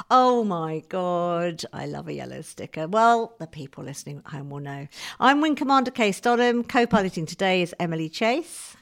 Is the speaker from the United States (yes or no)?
no; United Kingdom; as a Brit pitching in America